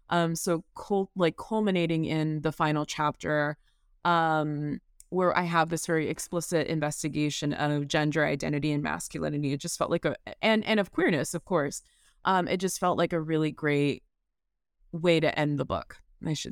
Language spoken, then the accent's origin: English; the South, United States; and growing up in the South as a Black person, that is tremendously important to me.